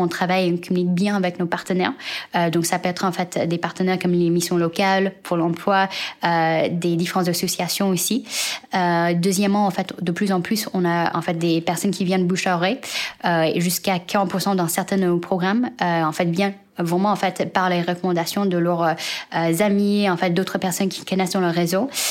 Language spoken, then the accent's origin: French; United States; moved away; also born or lived in China; je suis née en Chine et j'ai grandi aux États-Unis